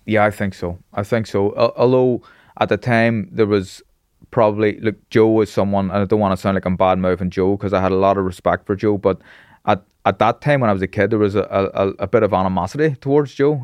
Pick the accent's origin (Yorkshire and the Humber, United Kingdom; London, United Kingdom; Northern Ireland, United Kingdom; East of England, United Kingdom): Northern Ireland, United Kingdom; Belfast; I grew up in Taggart Bay, which is a staunch loyalist